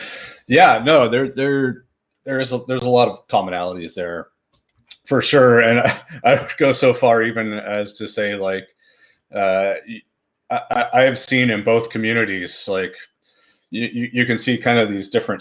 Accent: Fresno, California, United States; I know in the city I grew up in Fresno, California, there was a great homebrew club.

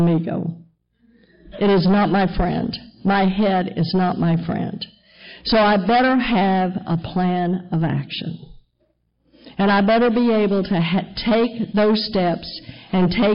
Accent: Texas, United States; moved away as an adult; I'm a Texas girl, born and raised in Texas, right where they took the Bible Belt and gave it an extra pull

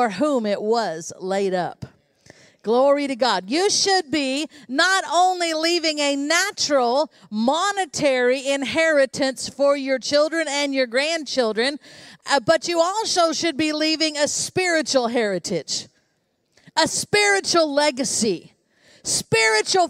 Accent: United States; I was born in the United States of America

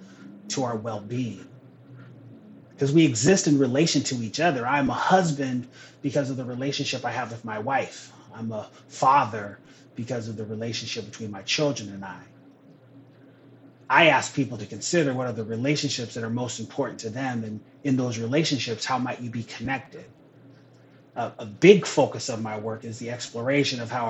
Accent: Renton, Washington, United States; also born or lived in Seattle / Tukwila; I'm a Northwest kid. I was born in Seattle, raised in Renton, currently live in Tukwila

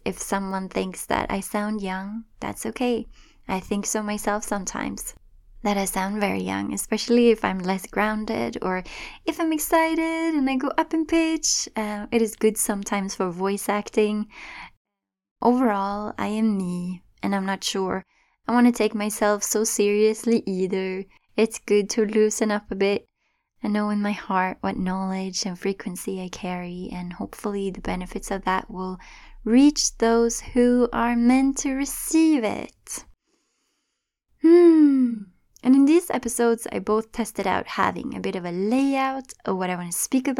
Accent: Sweden; English is a second language; moved away as an adult; now in Toronto, Canada; Right now, I live in Toronto, Ontario. I moved here from Sweden when I was in my early 20s, and I remember how scary it could be speaking a language that wasn't my native language, and how strong my accent was at the time

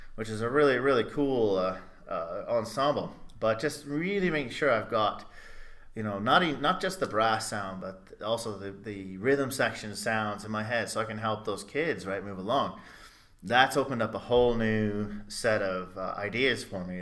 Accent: Blue Island, Illinois, United States; also born or lived in Chicago; I was born in the mecca of Blue Island, Illinois

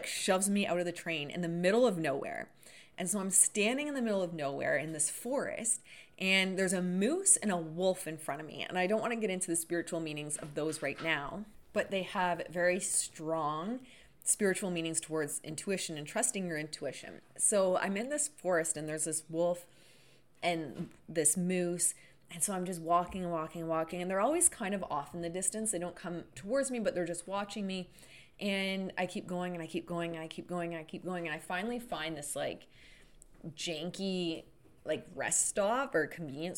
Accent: Canada; now in Sudbury, Canada; I'm Canadian.

